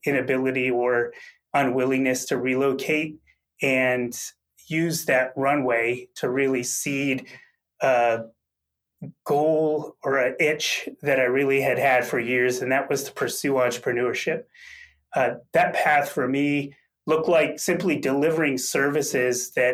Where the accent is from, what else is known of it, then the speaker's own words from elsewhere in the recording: Massachusetts, United States; I grew up in a very blue-collar manufacturing town in Massachusetts